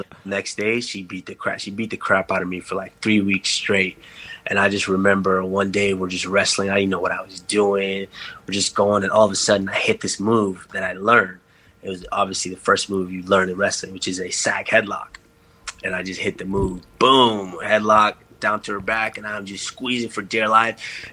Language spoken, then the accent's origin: English; Texas, United States; I grew up in Texas, and when you're growing up in Texas, football and basketball are king